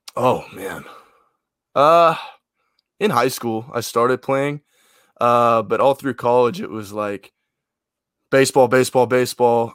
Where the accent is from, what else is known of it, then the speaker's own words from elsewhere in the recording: Memphis, Tennessee, United States; I'm from Memphis. Just, well, you know, Western Tennessee